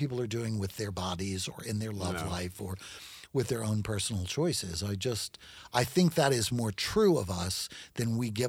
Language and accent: English; California, United States; also born or lived in Natchitoches / South Carolina; I mean, I'm from California, is my home state, so...